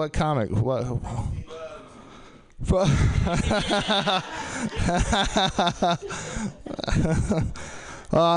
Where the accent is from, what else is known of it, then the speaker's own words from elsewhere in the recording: Texas, United States; being from Texas